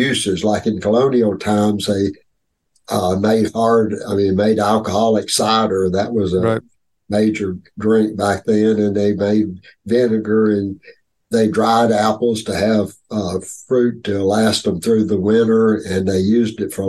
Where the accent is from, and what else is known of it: North Carolina, United States; born or raised there